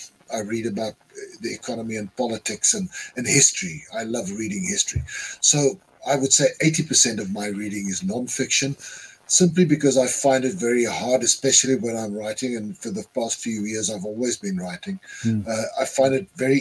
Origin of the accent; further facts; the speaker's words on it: South Africa; I'm a South African writer too